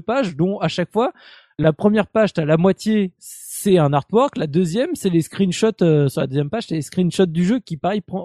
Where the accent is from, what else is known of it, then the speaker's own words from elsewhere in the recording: France; chez nous en France